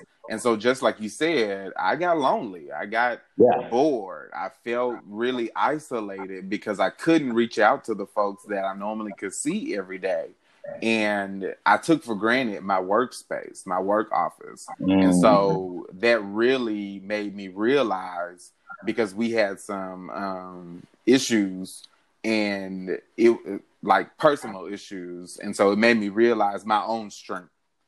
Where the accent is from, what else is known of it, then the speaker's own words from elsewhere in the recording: West Memphis, Arkansas, United States; moved away as an adult; now in Atlanta, United States; I'm from West Memphis and I grew up in like the Memphis area